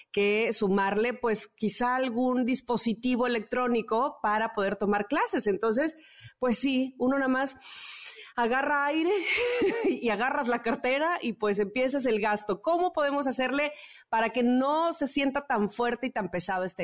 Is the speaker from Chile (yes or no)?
yes; Chile; Y soy chileno.